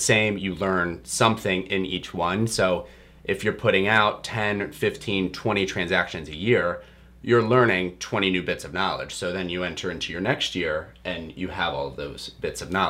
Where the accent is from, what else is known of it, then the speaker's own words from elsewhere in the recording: outside of Pittsburgh, Pennsylvania, United States; moved away as an adult; I grew up outside of Pittsburgh.